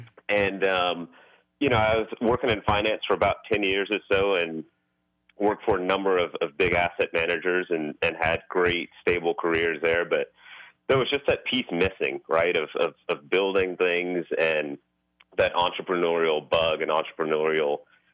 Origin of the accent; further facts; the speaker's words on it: Houston, Texas, United States; Growing up in Houston, my dad had a construction company, and so we grew up in the family business